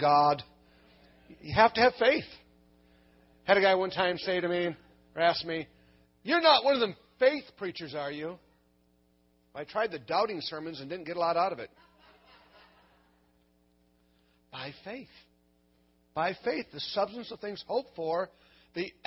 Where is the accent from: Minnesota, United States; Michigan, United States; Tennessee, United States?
Minnesota, United States; I'm from Minnesota, the land of the frozen chosen